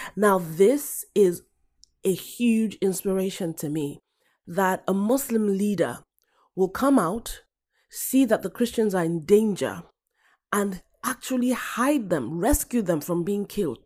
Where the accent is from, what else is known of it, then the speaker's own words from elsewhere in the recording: Nigeria; I'm African, I'm Nigerian